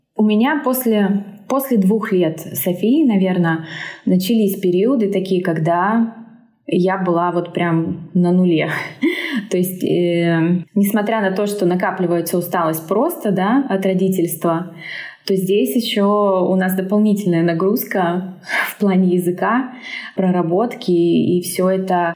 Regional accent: Omsk, Omsk Oblast, Russia; moved away; also born or lived in Moscow, Russia; Мы оба из Омска, из Сибири

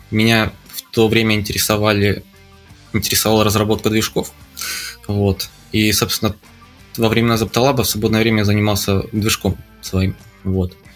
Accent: Morozovsk, Rostov Oblast, Russia; now in Japan; Из, из э, э, Ростовской области, из маленького города Морозовск.

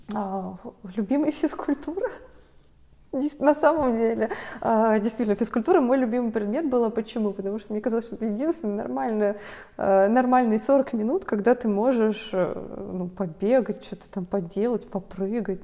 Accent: Mineralnye Vody, Stavropol Krai, Russia; moved away; я росла в Минводах

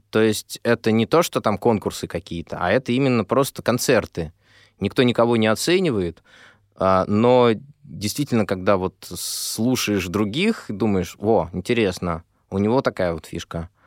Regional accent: Moscow, Russia; я москвич

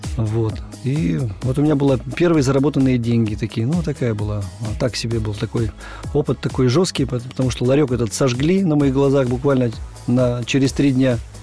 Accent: Urals, Russia; Я люблю родину свою малую, я люблю свой Урал.

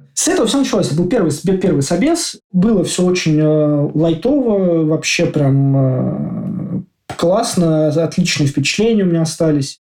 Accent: Moscow, Russia; moved away as an adult; now in Oslo, Norway; Я из Москвы, на данный момент э, нахожусь и живу в Осло, в Норвегии.

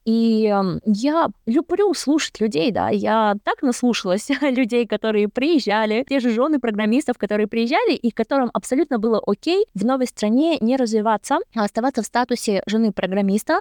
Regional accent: Kazakhstan; я сама уйгурка, но я из Казахстана

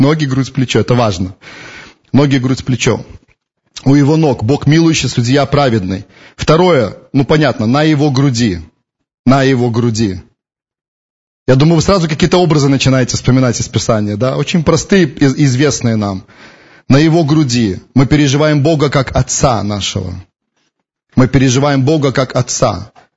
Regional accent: Belarus; мы из Беларуси

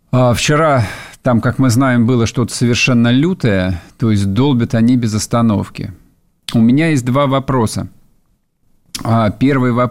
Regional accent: Moscow, Russia; Вот я, поскольку москвич, с детства москвич, меня действительно в советской школе приучили говорить «в Донбассе»

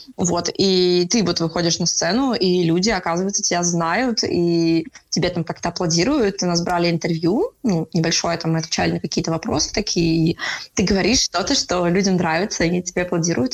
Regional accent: Saint Petersburg, Russia; Я сама из Питера, мои все друзья из Питера

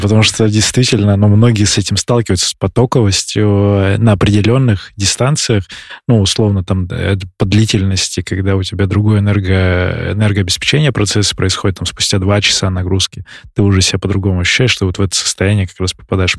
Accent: Barnaul, Altai Krai, Russia; moved away; я из Барнаула, и вот я там побегиваю тоже, когда приезжаю туда

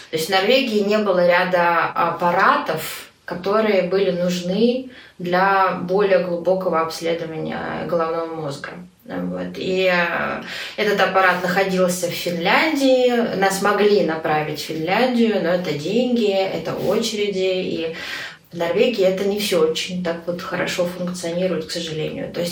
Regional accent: Moscow, Russia; now in Norway; Я сама из Москвы. У меня в Москве был молодой человек, который был на 8, по-моему, лет старше меня.

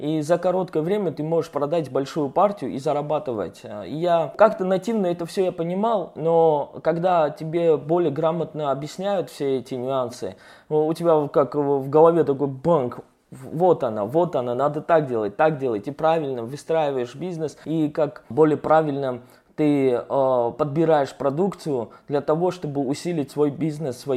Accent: Surgut, Khanty-Mansi Autonomous Okrug, Russia; now in Moscow, Russia; Это было в Сургуте. Я сам вырос в Сургуте. Потом я приехал в Москву.

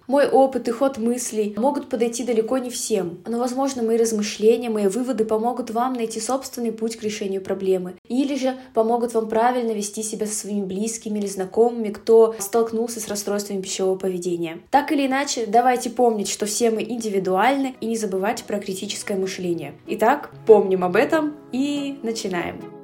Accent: Russia; я этническая казашка, хоть и родилась в России и прожила большую часть жизни в России

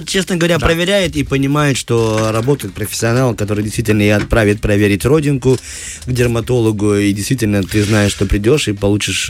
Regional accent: Moldova; я просто темпераментный молдаванин

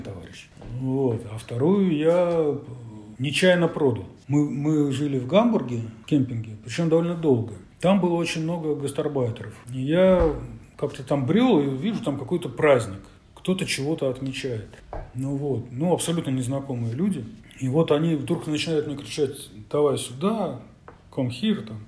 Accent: St Petersburg, Saint Petersburg, Russia; я из Петербурга

